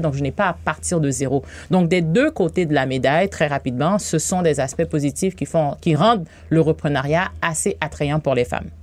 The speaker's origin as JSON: {"language": "French", "country": "Haiti", "tie": "born or raised there", "moved": "as an adult", "lives_now": "Quebec, Canada", "said": "je suis née en Haïti. Ah Ça fait 18 ans que je suis ici"}